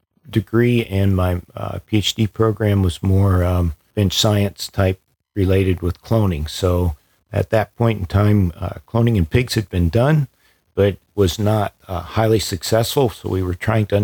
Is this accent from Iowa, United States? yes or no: yes; central Iowa, United States; also born or lived in Columbia, Missouri; I grew up on a small farm in central Iowa